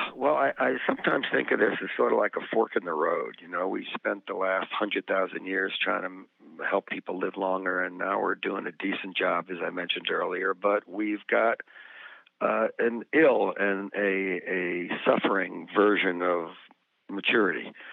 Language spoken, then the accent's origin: English; New Jersey, United States; when I was growing up in New Jersey